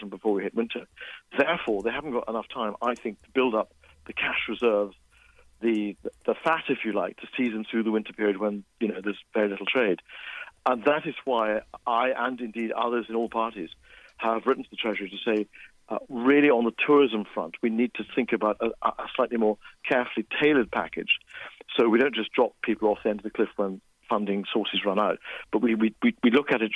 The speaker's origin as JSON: {"language": "English", "region": "Scotland", "country": "United Kingdom", "said": "as a Scot"}